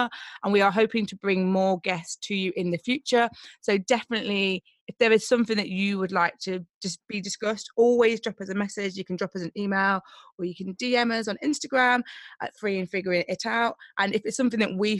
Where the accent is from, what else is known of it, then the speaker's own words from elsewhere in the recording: Nottingham, East Midlands, United Kingdom; moved away as an adult; now in London, United Kingdom; I'm originally from Nottingham, so I grew up in Nottingham and I moved to London nearly 10 years ago